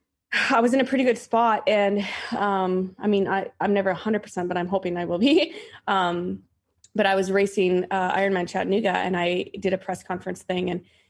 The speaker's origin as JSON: {"language": "English", "country": "Canada", "tie": "born or raised there", "lives_now": "Massachusetts, United States", "said": "So I'm not from Massachusetts, and that's where I live. I mean, I obviously grew up in Canada, and I lived and played in the woods my entire life."}